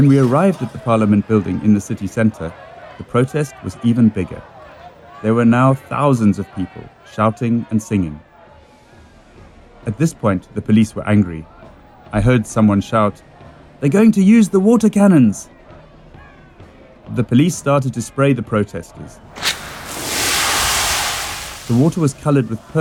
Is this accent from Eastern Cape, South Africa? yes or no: no; Cape Town, Western Cape, South Africa; I grew up in Cape Town, South Africa